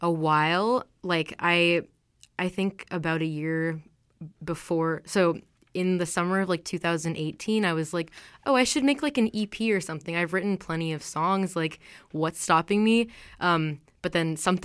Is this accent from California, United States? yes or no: yes; California, United States; moved away as an adult; now in Vancouver, Canada; I grew up in California. Now I live here in Vancouver